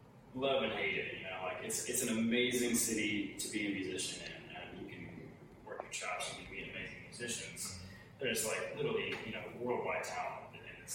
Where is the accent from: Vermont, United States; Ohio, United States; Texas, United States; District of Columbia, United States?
Texas, United States; Austin; where we are physically right now is, like, right. Like exactly where I grew up, and it has changed.